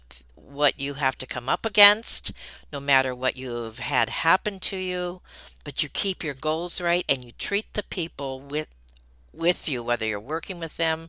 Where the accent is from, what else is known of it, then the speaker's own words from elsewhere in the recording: Detroit, Michigan, United States; growing up in Detroit, Michigan